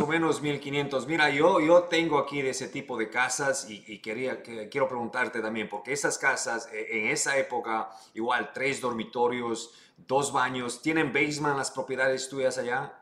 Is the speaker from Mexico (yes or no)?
no; Ecuador; now in United States; yo soy ecuatoriano